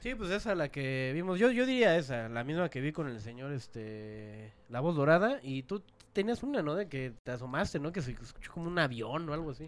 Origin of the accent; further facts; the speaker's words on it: State of Mexico, Mexico; yo vivía en el Estado